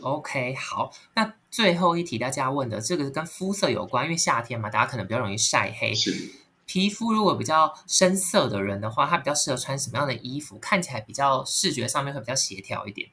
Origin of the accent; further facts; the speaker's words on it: Kaohsiung, Taiwan; moved away as an adult; now in Taipei, Taiwan; 我是高雄人，然后我来台北念书，然后毕业工作到现在大概十年的时间